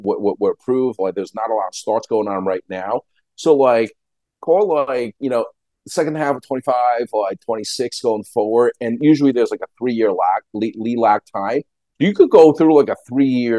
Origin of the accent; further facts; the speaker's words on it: Long Island, New York, United States; I grew up on Long Island